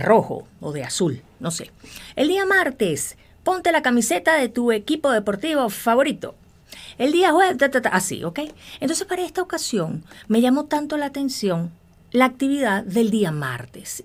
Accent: Venezuela; yo soy venezolana.

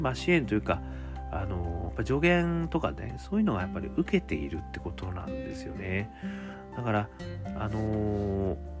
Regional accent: Sapporo, Hokkaido, Japan; 私もあの札幌出身でございますので

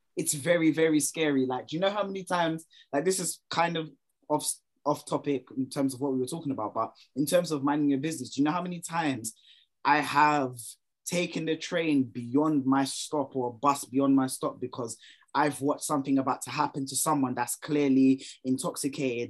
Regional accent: London, United Kingdom; as a Londoner myself

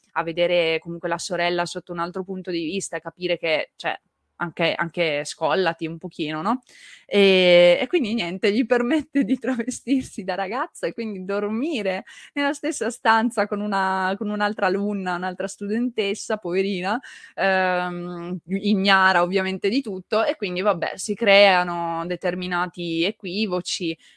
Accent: Turin, Piedmont, Italy; Io sono piemontese, partivo da Torino

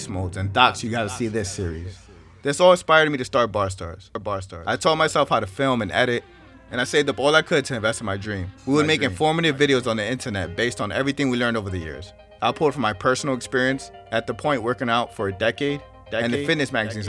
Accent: New York City, New York, United States; I was born and raised in New York City, Washington Heights to be exactly.

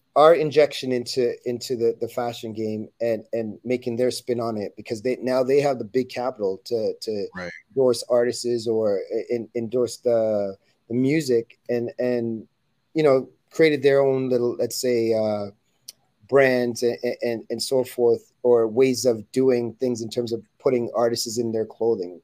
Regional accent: Toronto, Ontario, Canada; we were we were from Toronto, Canada.

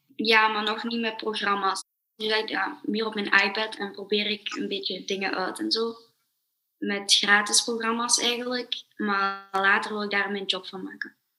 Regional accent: Belgium; ik ben 12 jaar en ik kom uit België.

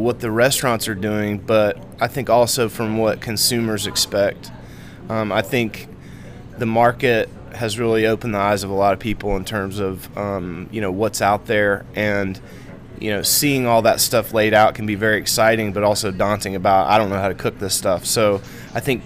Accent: Greenwood, South Carolina, United States; I moved to Greenwood from Greensboro, North Carolina when I was 9 years old. Attended school at Cambridge until eighth grade, and then went to Emerald. Graduated Emerald

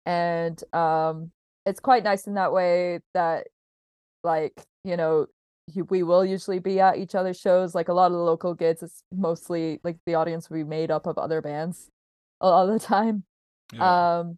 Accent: England, United Kingdom; also born or lived in Canada; I feel like I definitely know exactly what you mean, because I'm not actually from Belfast. I like grew up between England and Canada

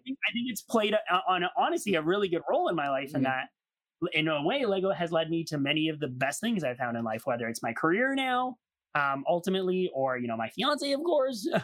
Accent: Canada; me being Canadian

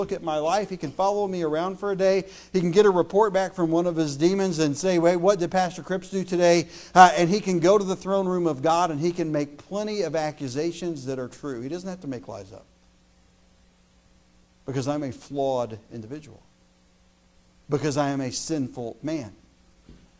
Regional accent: United States; As an American

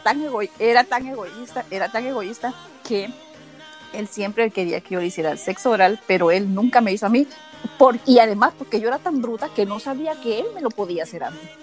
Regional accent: Honduras; now in Raleigh, United States; Soy de Honduras, vivo en Estados Unidos, en el estado de North Carolina.

